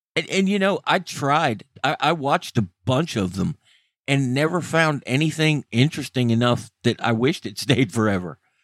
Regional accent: United States; I'm an American and was raised in America

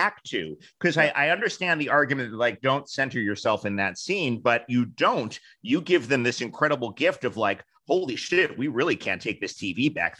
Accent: New York, United States; Live two blocks away from the real Kramer from when I was Kenny, growing up in New York.

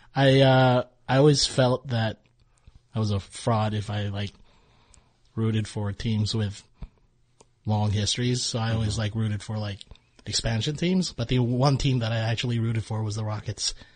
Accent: Honolulu, Hawaii, United States; born or raised there; moved away as an adult; also born or lived in Cebu City, Philippines / Lower East Side, New York; now in New York, United States

